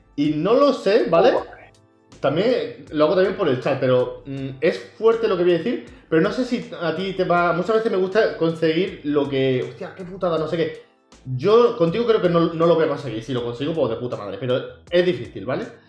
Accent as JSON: {"language": "Spanish", "region": "Andalusia", "country": "Spain", "said": "no soy el típico andaluz"}